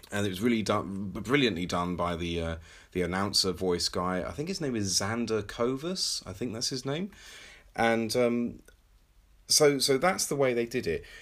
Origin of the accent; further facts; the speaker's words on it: England, United Kingdom; I'm English